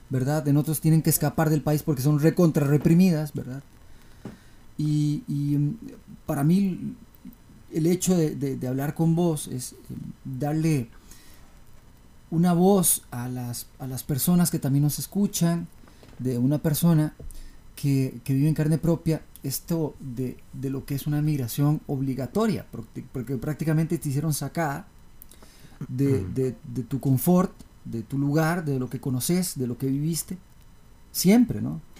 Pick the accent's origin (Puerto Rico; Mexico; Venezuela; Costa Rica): Costa Rica; yo también como tico, esto es una cochinada, yo no puedo, yo también vive fuera del país